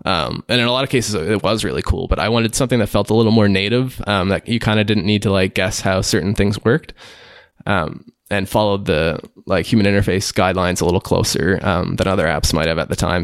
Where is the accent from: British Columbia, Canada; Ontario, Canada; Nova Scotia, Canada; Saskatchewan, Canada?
Nova Scotia, Canada; Liverpool; also born or lived in Halifax, Canada; I'm from a smaller town in, uh, eastern Canada called Liverpool